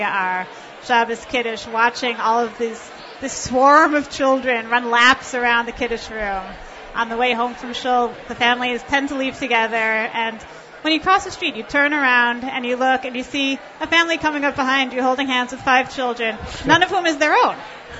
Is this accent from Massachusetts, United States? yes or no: yes; Brookline, Massachusetts, United States; also born or lived in Malden, Massachusetts; I was born in Brookline. I lived there my childhood, and we moved to Malden about 5 years ago.